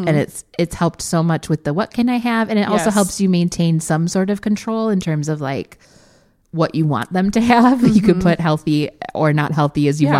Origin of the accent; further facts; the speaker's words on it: Wisconsin, United States; because we're from Wisconsin.